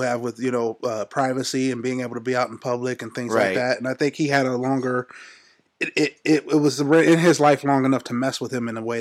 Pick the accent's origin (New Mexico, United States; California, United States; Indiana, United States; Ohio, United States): Ohio, United States; Youngstown; moved away as an adult; now in Athens, United States; I'm originally from Youngstown, Ohio, south side of Youngstown, Ohio